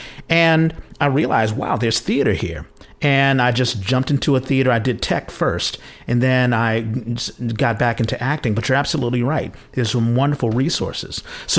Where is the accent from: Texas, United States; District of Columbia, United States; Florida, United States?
District of Columbia, United States; Washington; moved away as an adult; also born or lived in New York City, New York; now in San Francisco, United States; I'm originally from Washington, D.C., and I actually went to New York. I went to NYU, and I stayed there for 5 years, from 87 to 92.